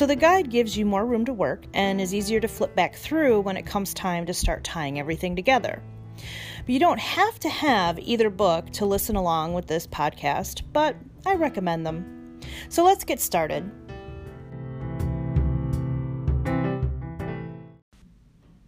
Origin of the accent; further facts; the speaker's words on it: Northern Illinois, United States; moved away as an adult; also born or lived in Charleston, South Carolina / Knoxville, Tennessee / Northwest Indiana; now in Rochester, United States; we moved from Northern Illinois to Charleston, South Carolina